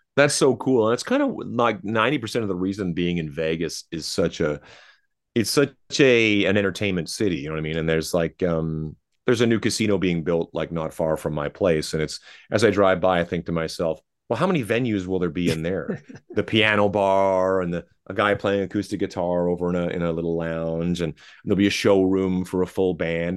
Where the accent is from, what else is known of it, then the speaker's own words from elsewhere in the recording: Canada; I'm Canadian